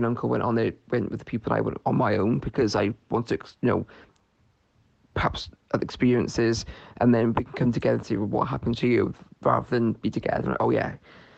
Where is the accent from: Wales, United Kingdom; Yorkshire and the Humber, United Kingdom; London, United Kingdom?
Wales, United Kingdom; Newport; I'm from Newport in South Wales